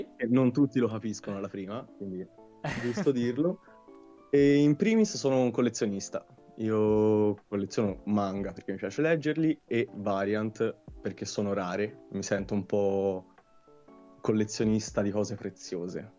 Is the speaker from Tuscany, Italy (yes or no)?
yes; Tuscany, Italy; Io poi sono toscano